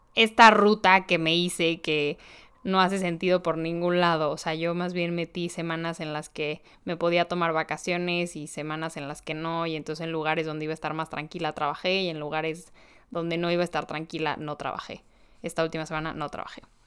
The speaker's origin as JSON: {"language": "Spanish", "country": "Mexico", "said": "vengo de México"}